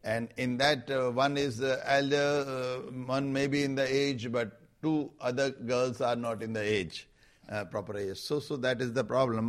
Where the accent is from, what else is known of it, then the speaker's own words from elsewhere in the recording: Rajasthan, India; I am coming from Rajasthan